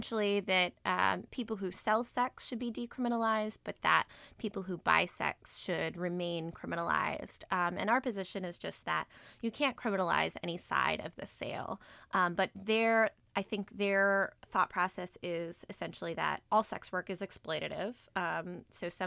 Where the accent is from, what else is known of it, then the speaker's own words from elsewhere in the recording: New York, United States; moved away; also born or lived in Washington, D.C.; So I'm actually originally from New York. I grew up here, but was gone for 12 and a half years